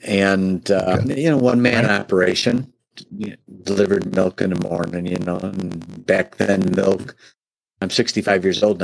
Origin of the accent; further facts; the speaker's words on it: Oak Brook, Illinois, United States; I'm originally from Chicago. Born and raised in the Chicago area, suburb of Chicago called Oak Brook